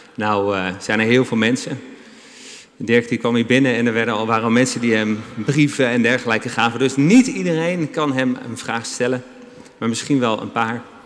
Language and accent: Dutch; Amsterdam, North Holland, Netherlands; ons als Amsterdammers